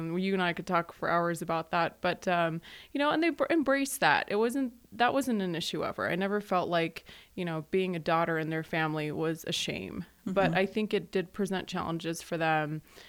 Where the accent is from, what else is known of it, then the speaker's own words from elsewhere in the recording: Aurora, Colorado, United States; born there; I was born in Aurora, so Arapahoe County I'm very familiar with. And my parents are from Pakistan.